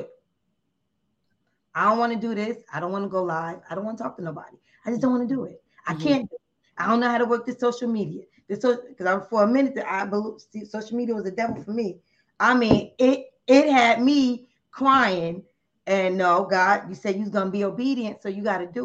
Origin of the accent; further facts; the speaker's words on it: New Jersey, United States; I'm from New Jersey